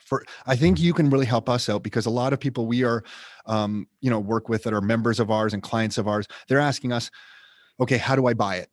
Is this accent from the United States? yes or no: no; Canada; I grew up middle class in Canada